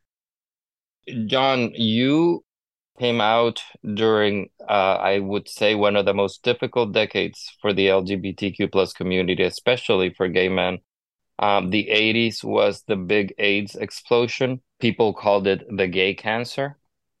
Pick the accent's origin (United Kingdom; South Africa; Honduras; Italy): Honduras; moved away; I grew up in Latin America. I was born and raised in Honduras